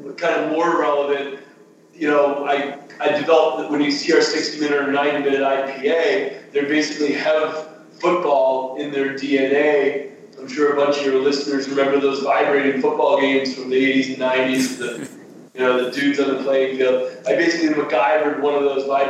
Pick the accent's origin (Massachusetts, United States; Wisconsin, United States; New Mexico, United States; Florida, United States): Massachusetts, United States; Amherst; I grew up in Western Massachusetts, out near Amherst, Mass.